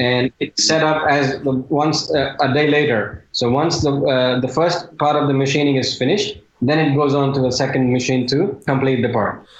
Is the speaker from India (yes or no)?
yes; India; being an Indian